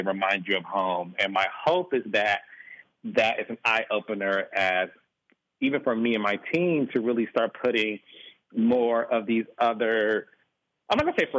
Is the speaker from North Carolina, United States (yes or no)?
no; Detroit, Michigan, United States; No, I'm from Detroit, and I grew up in the whole era of Black excellence.